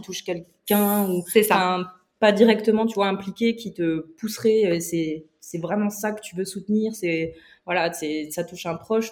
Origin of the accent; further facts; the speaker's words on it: eastern France, France; je viens également de l'Est de la France